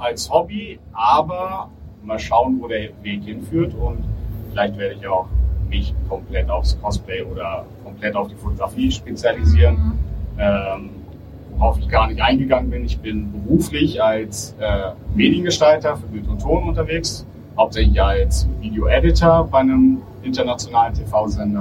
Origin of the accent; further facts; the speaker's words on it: Berlin, Germany; also born or lived in Bonn; ich wollte dann doch wieder zurück in meine Heimat, zu meiner Familie und meinen Freunden.